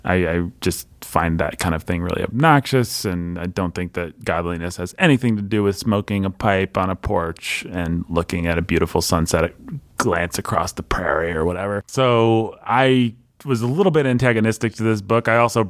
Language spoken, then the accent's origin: English; Midwest, United States; The fact that I'm a Midwesterner seems to me to be a fairly incidental fact